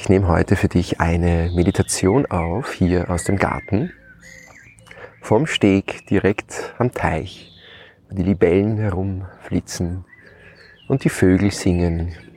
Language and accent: German; Lower Austria, Austria; Haus meiner Mutter, meinem Elternhaus, wo ich aufgewachsen bin